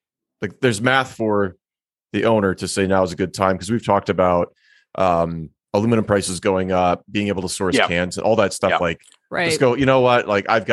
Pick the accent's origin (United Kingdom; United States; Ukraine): United States; Minnesota; also born or lived in Germany; now in Longmont, United States; Growing up in Minnesota